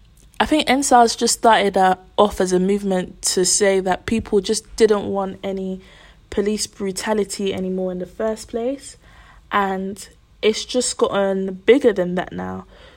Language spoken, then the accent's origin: English; Nigeria; I'm from Nigeria.